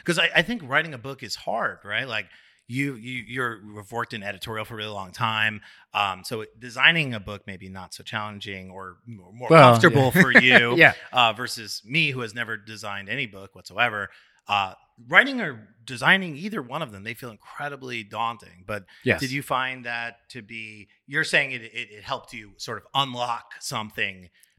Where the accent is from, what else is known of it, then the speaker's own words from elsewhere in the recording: New York, United States; a lot of people come to New York, they fly here, you know, they flew here, we grew here, you know, so we're actually from New York, not technically.